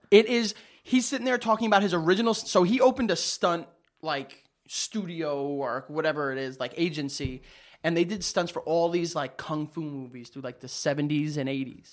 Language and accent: English; New York, United States; I'm a New Yorker.